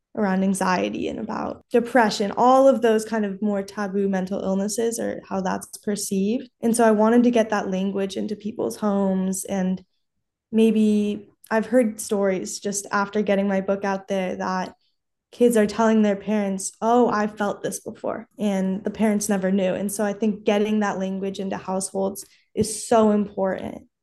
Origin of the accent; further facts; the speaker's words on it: Los Angeles, California, United States; I'm from Los Angeles.